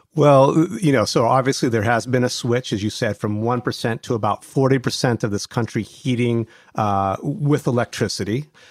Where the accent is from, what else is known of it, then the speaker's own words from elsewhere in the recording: Ohio, United States; I grew up in Ohio.